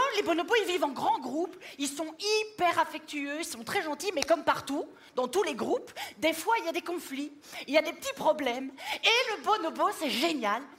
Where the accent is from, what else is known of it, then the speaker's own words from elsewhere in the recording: Belgium; Je suis belge